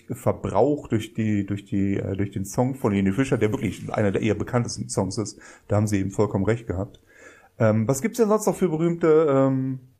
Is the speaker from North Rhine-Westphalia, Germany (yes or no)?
yes; Bonn, North Rhine-Westphalia, Germany; Als Bonner sage ich